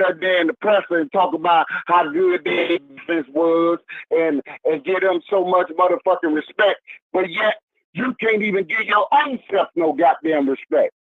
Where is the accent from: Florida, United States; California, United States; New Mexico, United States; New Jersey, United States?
Florida, United States; Miami; am born and raised in Miami Dade